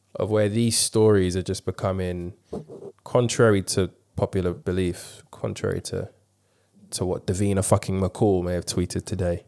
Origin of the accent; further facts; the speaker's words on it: London, United Kingdom; being a black man growing up in London